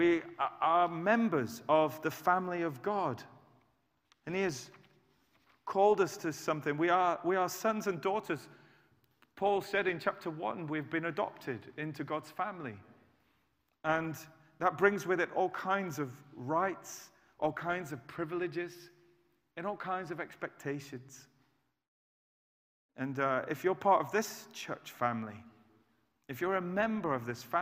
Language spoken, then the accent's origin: English; United Kingdom; I'm British